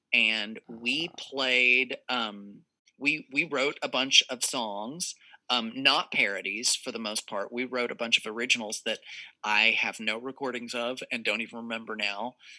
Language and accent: English; Texas, United States; she's from Indianapolis, and I'm from Texas. I'm from the South. Or Texas isn't really the South, but you know, Texas. And so we both had like those kind of country origins.